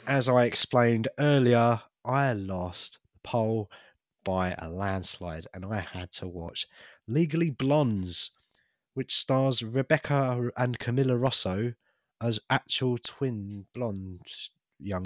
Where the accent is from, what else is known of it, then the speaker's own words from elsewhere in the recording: United Kingdom; as a British person